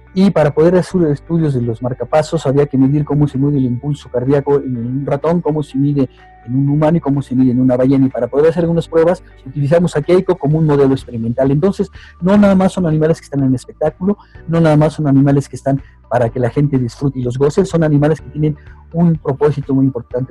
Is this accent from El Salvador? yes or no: no; Mexico; como mexicano